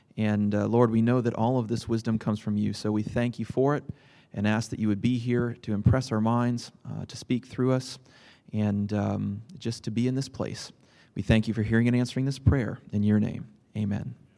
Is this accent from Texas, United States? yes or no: no; Lynden, Washington, United States; I hail from Linden, Washington, uh, where my wife and I live.